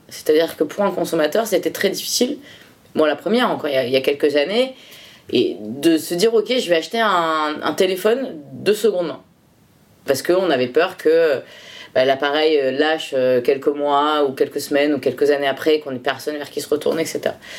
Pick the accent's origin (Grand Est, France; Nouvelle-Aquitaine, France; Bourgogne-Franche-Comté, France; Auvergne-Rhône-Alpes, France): Nouvelle-Aquitaine, France; Bordeaux region; je suis originaire de la région de Bordeaux